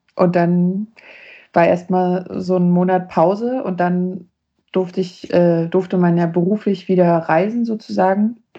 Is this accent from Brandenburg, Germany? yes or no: yes; Neuruppin, Brandenburg, Germany; now in Leipzig, Germany; meiner Heimatstadt Neuruppin